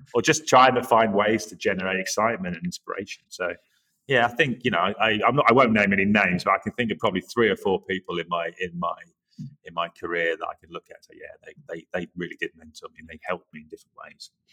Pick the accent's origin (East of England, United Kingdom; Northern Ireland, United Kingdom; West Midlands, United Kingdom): East of England, United Kingdom; Norwich; also born or lived in Yorkshire / Leeds; now in New York City, United States; I'm originally from the Norwich area, but um, I feel like an adopted Yorkshireman because I lived there so long